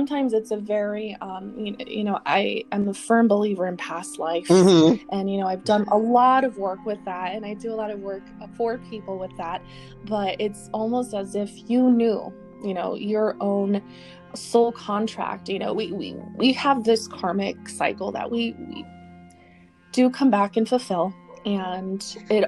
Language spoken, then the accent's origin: English; Colorado, United States; growing up in Colorado in our home